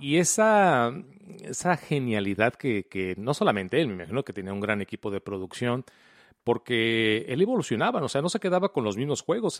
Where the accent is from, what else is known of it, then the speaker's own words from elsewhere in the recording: Mexico; also born or lived in Colima, Mexico / Guadalajara, Mexico; yo vivía en la ciudad de Colima? Sí. Y luego nos mudamos a la ciudad de Guadalajara